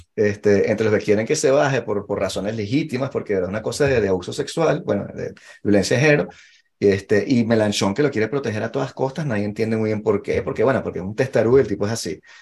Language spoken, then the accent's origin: Spanish; Venezuela; now in France; yo como, como venezolano normal y corriente